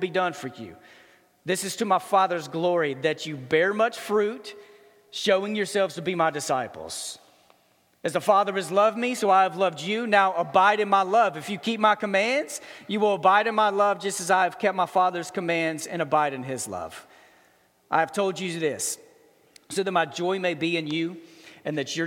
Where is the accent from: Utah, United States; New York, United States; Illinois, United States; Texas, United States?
Texas, United States; Dallas; I grew up in Dallas